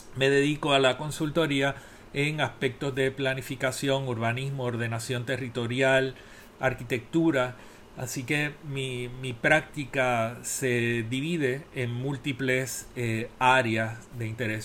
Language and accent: Spanish; Puerto Rico; moved away as an adult; Soy el primer puertorriqueño acreditado